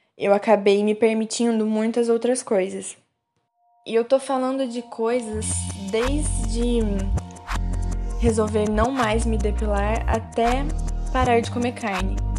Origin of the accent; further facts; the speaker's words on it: Minas Gerais, Brazil; moved away as an adult; now in Juiz de Fora, Brazil; Mas não morei sempre aqui em Juiz de Fora. Na verdade, eu venho de uma cidade pequena do sul de Minas, uma cidade com pouco mais de 20 mil habitantes